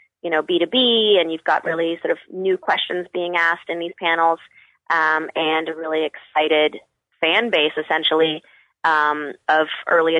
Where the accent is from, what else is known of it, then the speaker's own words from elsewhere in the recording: Albuquerque, New Mexico, United States; moved away; also born or lived in Michigan; I'm originally from Albuquerque, New Mexico